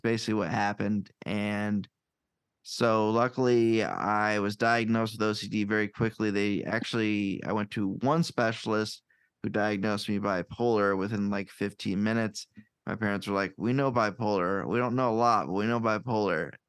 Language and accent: English; Davenport, Iowa, United States; also born or lived in Chicago area / Cedar Falls, Iowa; Iowa is home. I'm born and raised here